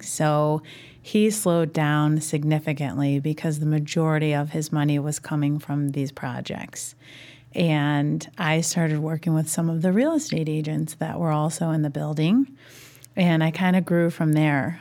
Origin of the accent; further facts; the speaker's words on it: Indianapolis, Indiana, United States; now in Chicago, United States; I grew up in Indianapolis